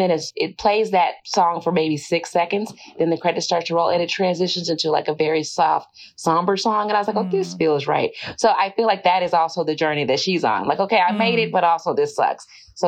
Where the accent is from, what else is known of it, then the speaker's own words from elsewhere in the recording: the South, United States; Again, I'm coming from the South. We wore dresses and girdles and stockings in middle school.